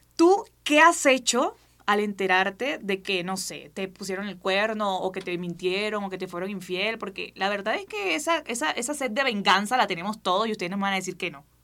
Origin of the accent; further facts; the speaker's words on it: Barranquilla, Atlántico, Colombia; soy barranquillera, soy colombiana, soy de donde es …